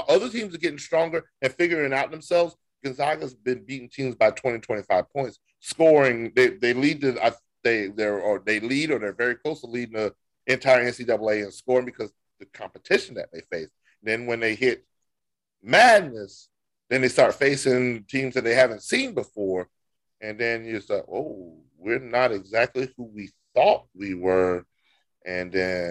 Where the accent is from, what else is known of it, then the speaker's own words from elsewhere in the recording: North Myrtle Beach, South Carolina, United States; my hometown of North Myrtle Beach